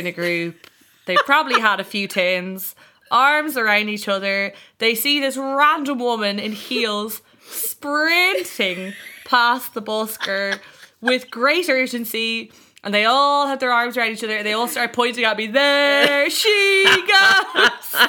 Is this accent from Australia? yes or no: no; Ireland; We were no longer Irish people